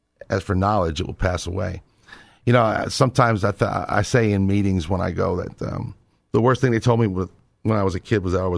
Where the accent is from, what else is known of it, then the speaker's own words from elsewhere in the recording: New York, United States; now in Texas, United States; I'm a New Yorker